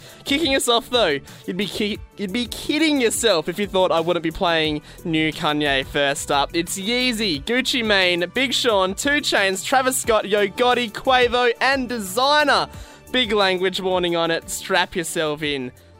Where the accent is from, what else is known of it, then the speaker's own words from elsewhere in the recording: Western Australia, Australia; moved away as an adult; now in Melbourne, Australia; I'm not from here. I'm from Western Australia, but I've moved over here now